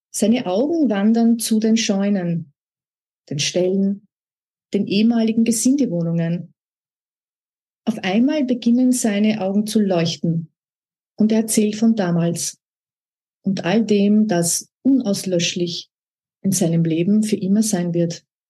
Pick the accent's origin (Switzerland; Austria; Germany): Austria; Upper Austria; moved away; also born or lived in Vienna / Salzkammergut / Alassio, Italy; Ich bin ja aus Oberösterreich